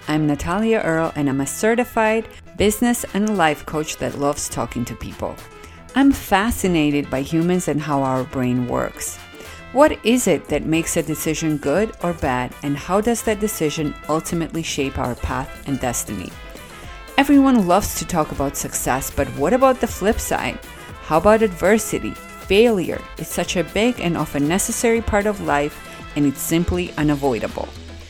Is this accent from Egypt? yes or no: no; Georgia; now in Miami, United States; I immigrated to America about 27 years ago now. I'm originally from Republic of Georgia, which was part of USSR, and now I believe it's considered Eastern Europe. For the past 11 years, I've been living in sexy Miami